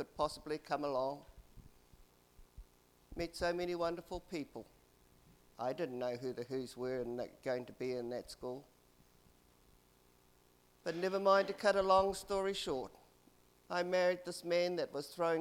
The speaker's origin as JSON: {"language": "English", "country": "New Zealand", "tie": "born or raised there", "also_born_or_lived": "South Island / Auckland", "moved": "yes", "said": "I grew up in the Coomera Patch"}